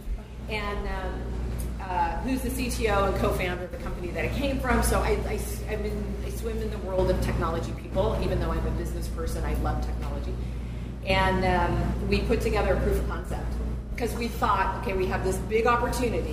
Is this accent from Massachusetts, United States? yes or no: no; Sacramento, California, United States; moved away as an adult; also born or lived in Berkeley; now in Nevada City, United States; I was born and raised here in Sacramento